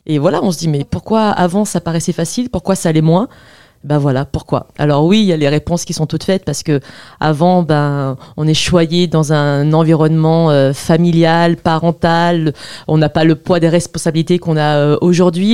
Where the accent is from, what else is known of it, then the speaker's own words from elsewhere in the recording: the South, southern France, France; now in Paris, France; moi, je viens du Sud